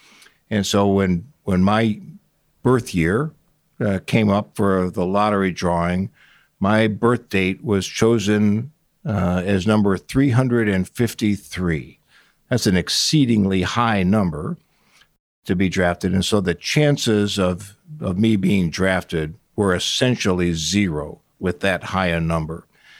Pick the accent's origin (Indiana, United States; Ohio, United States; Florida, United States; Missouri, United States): Ohio, United States; Cleveland; also born or lived in Portland, United States / Chicago, United States / Atlanta, United States; I was born in Portland, Oregon. We moved to Cleveland, Chicago, Cleveland, Atlanta, Cleveland in the early 1960s. Cleveland is mostly where I grew up.